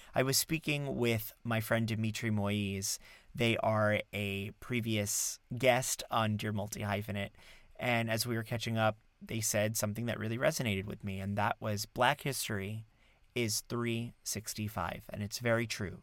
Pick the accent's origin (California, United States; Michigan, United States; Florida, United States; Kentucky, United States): Florida, United States; South; now in New York City, United States; I grew up in South Florida